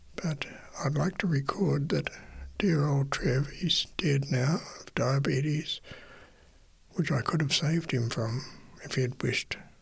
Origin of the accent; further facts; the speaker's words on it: Napier, Hawke's Bay, New Zealand; moved away as an adult; also born or lived in Wellington, New Zealand; I grew up um, in Napier, but I moved at 18 to Wellington to attend university